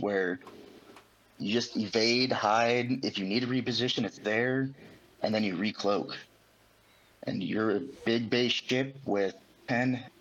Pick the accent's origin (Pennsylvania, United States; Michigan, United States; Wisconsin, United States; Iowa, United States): Iowa, United States; Des Moines; I'm from Iowa